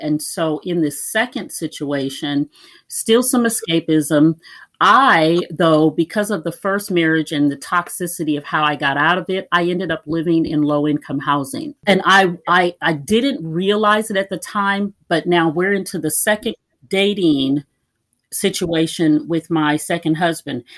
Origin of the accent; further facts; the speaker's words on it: Minnesota, United States; also born or lived in Iowa; now in Kansas City, United States; I'm originally from Iowa and finished growing up in Minnesota